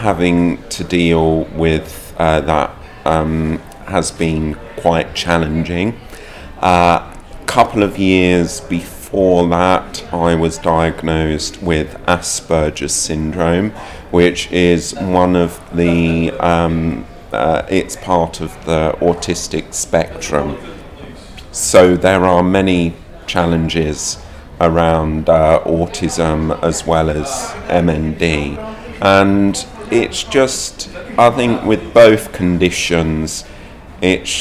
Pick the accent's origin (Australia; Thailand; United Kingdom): United Kingdom; Bedford, East of England; also born or lived in London; I was born in London. I grew up in London, and I left London when I was about six. And then I moved up to Bedford. And ever since then, I've been living in Bedford.